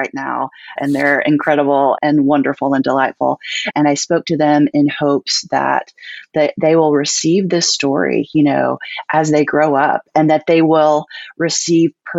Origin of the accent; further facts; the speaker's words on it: Texas Piney Woods, United States; I grew up in the Texas Piney Woods, Northeast Texas.